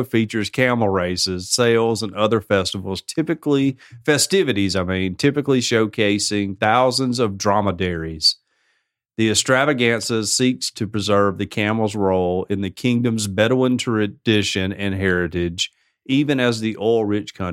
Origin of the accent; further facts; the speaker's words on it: United States; I'm American